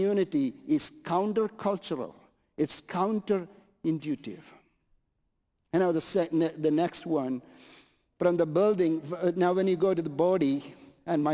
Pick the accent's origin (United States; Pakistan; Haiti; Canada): Canada; I'm Canadian